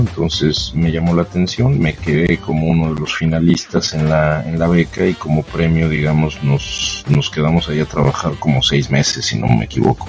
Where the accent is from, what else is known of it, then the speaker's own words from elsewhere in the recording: Toluca, State of Mexico, Mexico; moved away as an adult; yo soy de Toluca